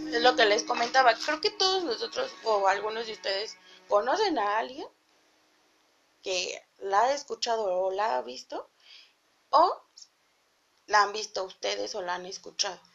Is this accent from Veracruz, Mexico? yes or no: no; Mexico City, Mexico; yo vivía aquí en la Ciudad de México, crecí en la Ciudad de México, pero mi mamá cuando yo estaba chiquita compró casa en el Estado de México.